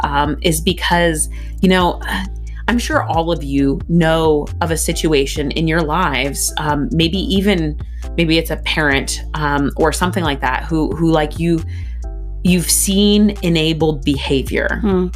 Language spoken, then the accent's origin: English; Pennsylvania, United States; I was raised in Pennsylvania